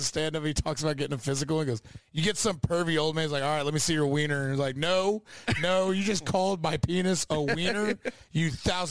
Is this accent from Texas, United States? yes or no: yes; Texas, United States